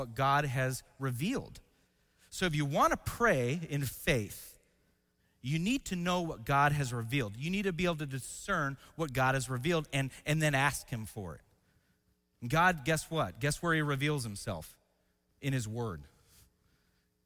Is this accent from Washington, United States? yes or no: yes; Washington, United States; I grew up in Washington State